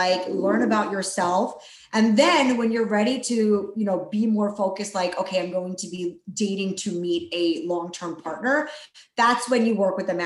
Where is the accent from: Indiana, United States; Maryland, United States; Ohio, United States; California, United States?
Maryland, United States; East Coast, Philadelphia area; moved away as an adult; also born or lived in Chicago, Illinois; now in Dallas, United States; I'm currently based out of Dallas, Texas, but I grew up on the East Coast in Maryland, Philadelphia area